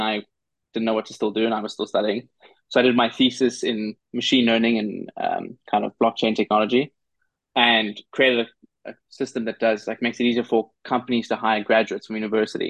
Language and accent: English; South Africa; moved away as an adult; now in New York, United States; I grew up in South Africa